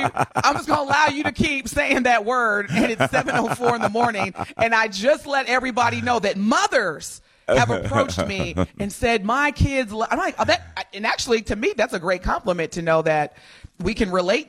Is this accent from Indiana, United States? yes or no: yes; Indiana, United States; moved away as an adult; now in Milwaukee, United States; Now, Indiana is my home state